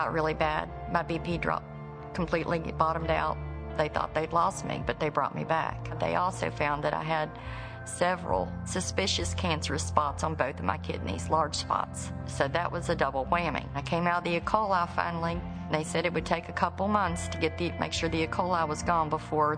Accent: West Virginia, United States; I grew up in West Virginia with a large family.

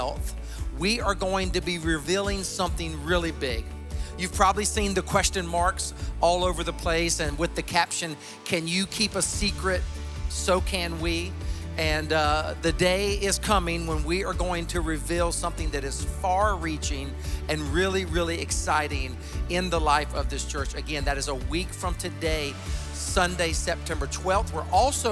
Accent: Sumter, South Carolina, United States; moved away; I am in my hometown of Sumter, South Carolina, in my home church

